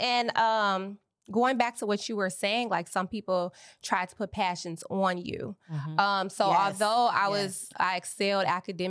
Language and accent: English; Chicago, Illinois, United States; moved away as an adult; also born or lived in Atlanta; now in Los Angeles, United States; I rep Chicago. I'm from Chicago. I'm a business owner in Chicago. Yes. I'm licensed in Illinois. So I like to keep everything still stationed in my hometown. One, because my family still lives there, and a lot of my support system period is just in Chicago.